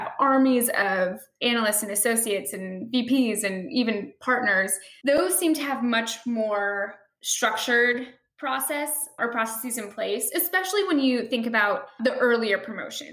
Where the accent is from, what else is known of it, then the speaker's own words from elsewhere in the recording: Chicago, Illinois, United States; I am from Chicago. I'm from the Midwest